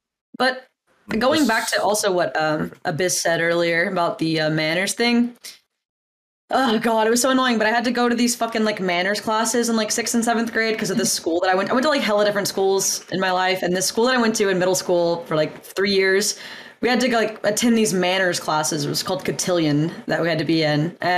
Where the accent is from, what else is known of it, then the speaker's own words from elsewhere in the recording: the South, United States; I'm from the South.